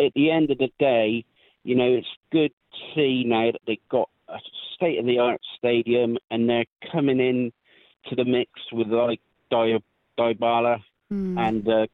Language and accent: English; Chippenham, South West England, United Kingdom; my hometown where I live in Chippenham